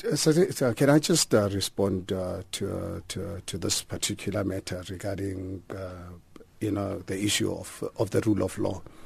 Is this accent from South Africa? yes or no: yes; South Africa; me as a South African